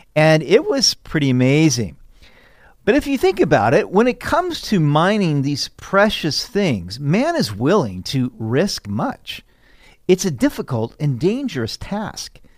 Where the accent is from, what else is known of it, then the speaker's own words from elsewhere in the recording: Sacramento, California, United States; I grew up in Sacramento, California.